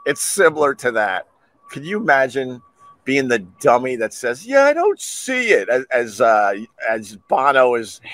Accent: Long Island, New York, United States; I'm from Long Island

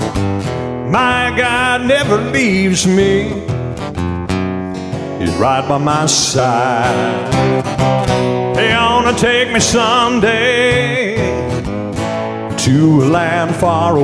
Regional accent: Thompsonville, Illinois, United States; also born or lived in West Frankfort, Illinois; now in Benton, United States; I have a Benton address. I'm from West Frankfort, but really from Thompsonville, all right? I graduated in 1981

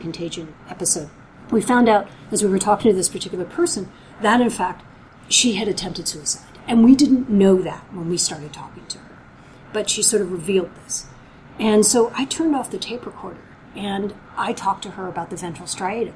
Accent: Belgium; moved away; I was born in Belgium.

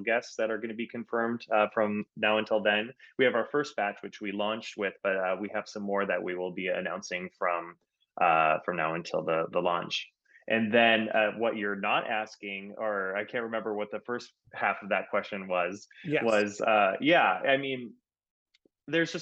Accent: Minnesota, United States; I'm from Minnesota

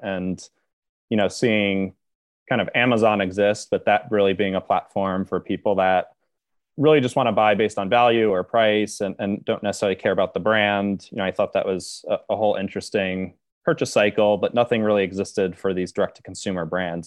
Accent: Upper Saddle River, New Jersey, United States; now in New York City, United States; grew up a little bit outside of New York in, uh, a town called Upper Saddle River, which is in northern New Jersey

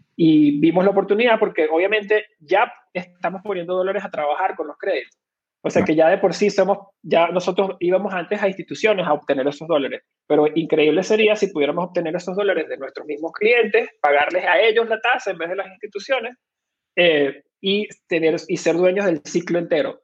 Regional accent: Venezuela; moved away; soy originalmente de Venezuela, ahí fue donde nací y me crié

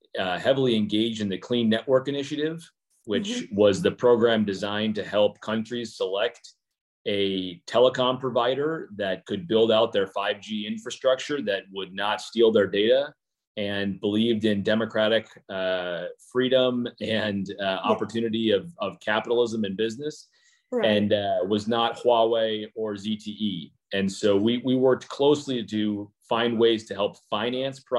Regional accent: South Dakota, United States; moved away; my home state of South Dakota

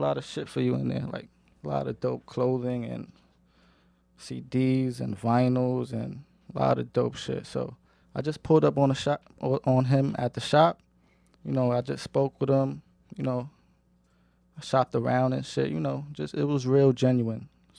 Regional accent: Queens, New York, United States; So, you know, he listened to …, …, …, and all that, because we're from Queens, but I was always into that type of, you know, music.

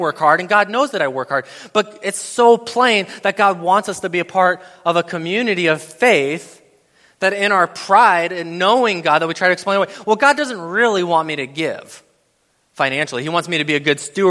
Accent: Madison, Wisconsin, United States; I'm from Madison, Wisconsin

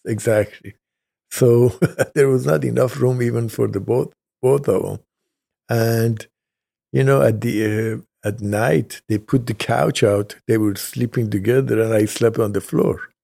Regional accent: Tehran, Tehran Province, Iran; also born or lived in Kashan, Iran; now in United States; I was born in Kashan, Iran

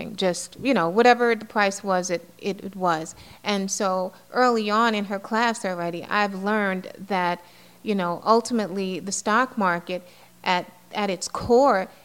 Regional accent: New York City, New York, United States; I grew up in the Bronx, you know, in a building in the South Bronx

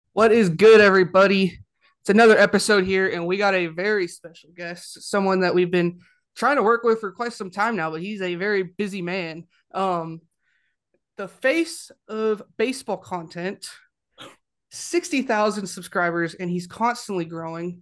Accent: Ventura, California, United States; now in Alabama, United States; I'm from Ventura

